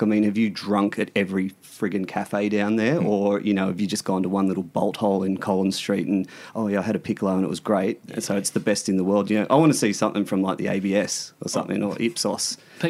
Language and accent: English; Central Coast, New South Wales, Australia; now in Sydney, Australia; I come from the Central Coast